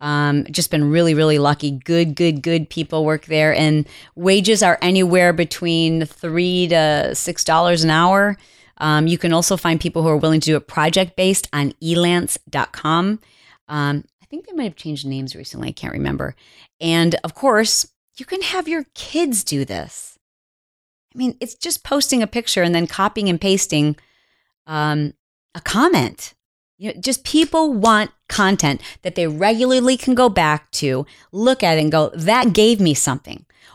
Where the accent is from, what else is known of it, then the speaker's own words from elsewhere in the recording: Indiana, United States; I want her to say my name and say that I'm from Indiana.